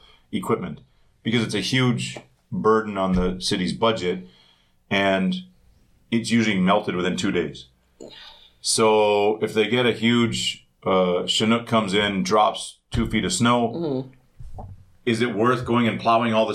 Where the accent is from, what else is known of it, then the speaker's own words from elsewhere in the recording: Winnipeg, Manitoba, Canada; moved away; I'm from Winterpeg